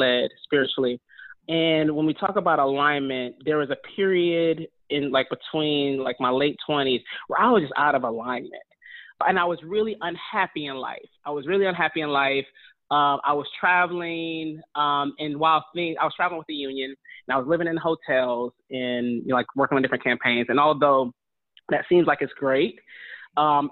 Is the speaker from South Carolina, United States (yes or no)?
yes; North Augusta, South Carolina, United States; also born or lived in Michigan / Detroit; my family's from Detroit, I'm from Michigan, but I grew up in North Augusta, South Carolina